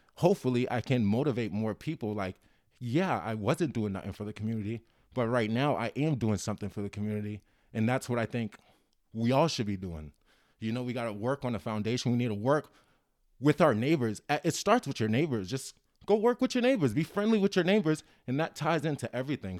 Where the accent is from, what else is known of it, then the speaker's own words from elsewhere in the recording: Cambridge, Massachusetts, United States; I grew up in Cambridge.